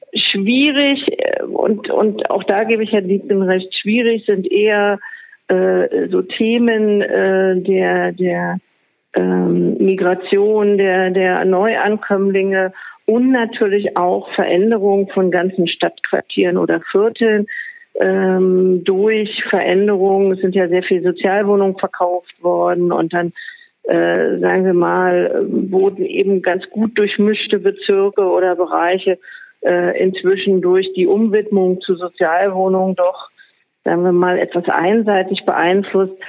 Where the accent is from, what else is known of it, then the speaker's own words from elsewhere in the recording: Berlin, Germany; ich bin Berlinerin, ich gehöre zur Ur sozusagen Einwohnerschaft